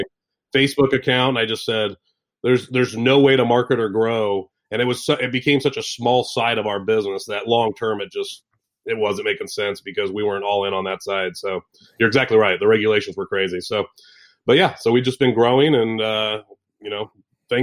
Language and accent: English; Sacramento, California, United States; also born or lived in Oregon; We're based out of Sacramento, California. So grew up in this area. I've been pretty much a California person my entire life